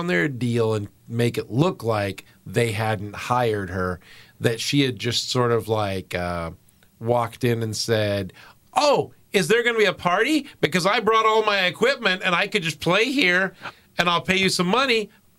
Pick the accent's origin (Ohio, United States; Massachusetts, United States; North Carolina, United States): Massachusetts, United States; Boston; I'm saying this just because I'm from Boston, and I'm speaking to your home audience here